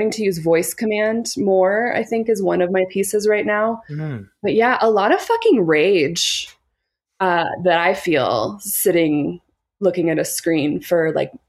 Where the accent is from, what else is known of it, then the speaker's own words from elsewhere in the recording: Boise, Idaho, United States; moved away as an adult; also born or lived in Portland, Oregon; I grew up in Boise, Idaho, and I spent my last 3 years there. And I was in Portland, Oregon for almost the entirety of my 20s